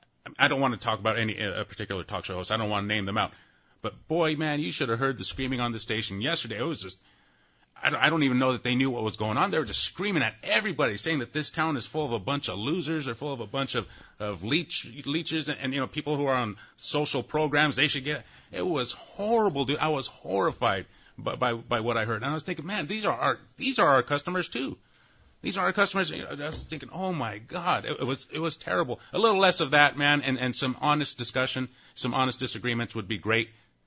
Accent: Watsonville, California, United States; I'm from Watsonville.

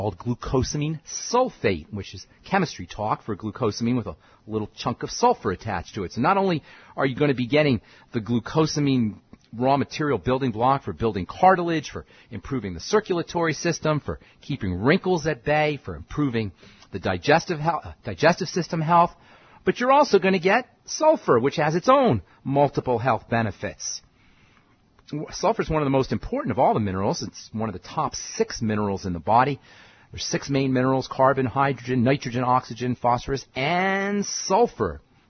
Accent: Boulder, Colorado, United States; I'm a pharmacist from Boulder, Colorado.

